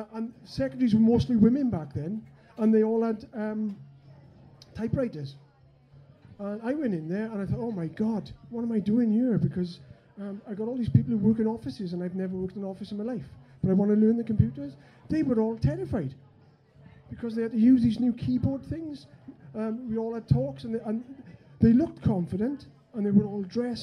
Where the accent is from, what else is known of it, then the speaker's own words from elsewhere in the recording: Wales, United Kingdom; me being Welsh, in the land of England